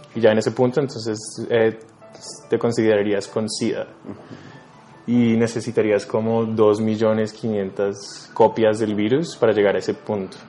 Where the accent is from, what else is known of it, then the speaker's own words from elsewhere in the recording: Bogotá, Colombia; also born or lived in New York; soy un artista neoyorquino, pero crecí acá en Colombia, en Bogotá